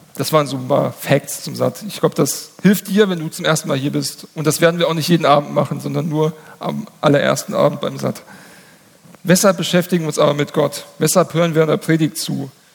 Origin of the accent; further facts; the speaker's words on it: Hesse, Germany; in meinem Heimatdorf. Da gab es den größten Waldbrand, ähm, ich glaube, in der Geschichte Hessens